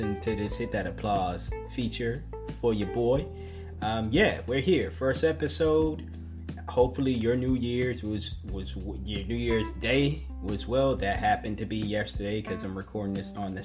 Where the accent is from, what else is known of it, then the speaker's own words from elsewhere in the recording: the Northeast, New England, United States; growing up on the Northeast